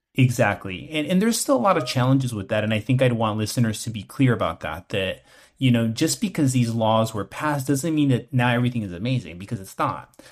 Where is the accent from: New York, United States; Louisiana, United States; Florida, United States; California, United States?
California, United States; West Covina; also born or lived in East Los Angeles / Los Angeles; I was born in East L A, and I was raised in West Covina, which is in the San Gabriel Valley